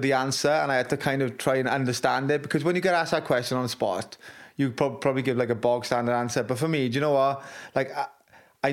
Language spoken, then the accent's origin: English; Wales, United Kingdom; my pride in being Welsh